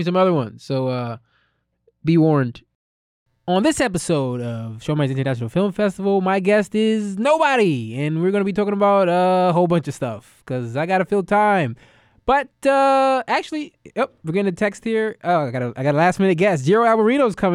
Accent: United States; I'm an American

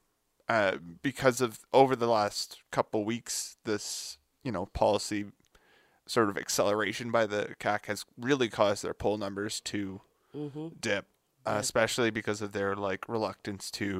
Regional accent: Toronto, Ontario, Canada; now in Montreal, Canada; when I was growing up in Toronto

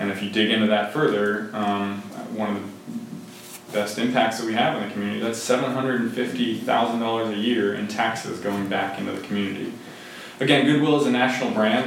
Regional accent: Boardman, Ohio, United States; also born or lived in Youngstown, Ohio; I'm a uh, Boardman native. So I, I grew up in Boardman

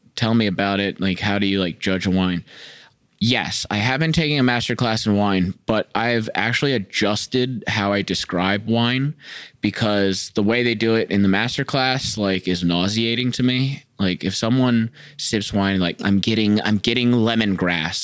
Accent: Florida, United States; now in Chicago, United States; I'm from Florida.

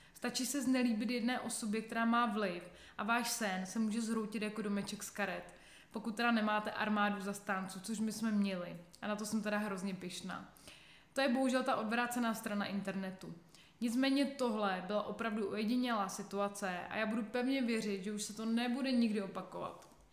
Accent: Czechia; u nás v Čechách

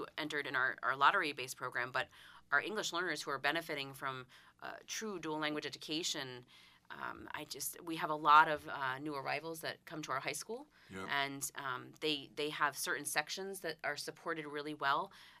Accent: Canterbury, Connecticut, United States; I'm right back in my hometown area.

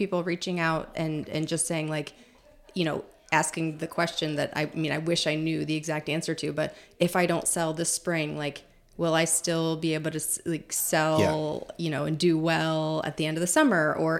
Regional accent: Illinois, United States; Yeah, I think I grew up like outside of Chicago, and I was talking to my sister about this because she still lives there.

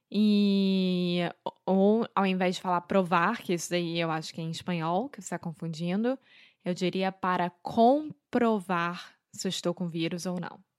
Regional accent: Rio de Janeiro, Brazil; accent: carioca; now in Portugal; Eu sou brasileira, carioca do Rio de Janeiro

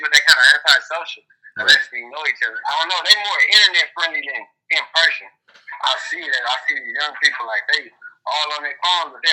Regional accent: Los Angeles, California, United States; I'm from Los Angeles, exactly, but I'm from Watts. We like right next to Compton

